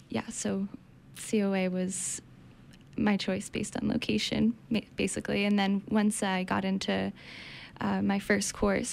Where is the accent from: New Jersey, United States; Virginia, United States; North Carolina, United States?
New Jersey, United States; moved away as an adult; now in Maine, United States; So I grew up in New Jersey